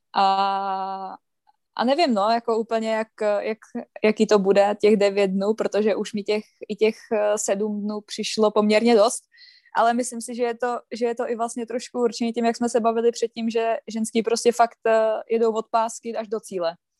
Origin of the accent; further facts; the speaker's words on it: Třebíč, Vysočina Region, Czechia; já vlastně bydlím okolo Třebíče